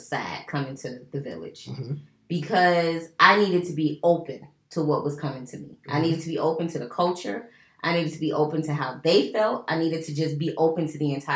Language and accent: English; United States; recognize that I am American